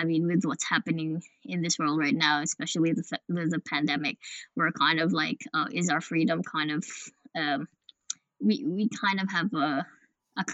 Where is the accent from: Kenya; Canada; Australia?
Australia; Western Australia; we are from Australia, Western Australia